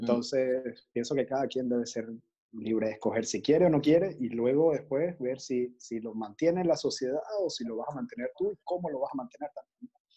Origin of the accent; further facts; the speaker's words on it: La Guaira, Venezuela; now in Panama; desde Panamá, pero nacido en, La Guaira también